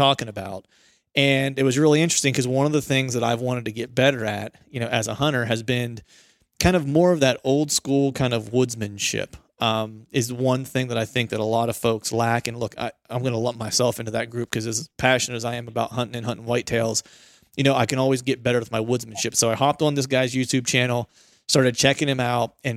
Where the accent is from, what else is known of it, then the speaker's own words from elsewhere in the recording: Pennsylvania, United States; moved away; I grew up in Pennsylvania, which is a big hunting heritage state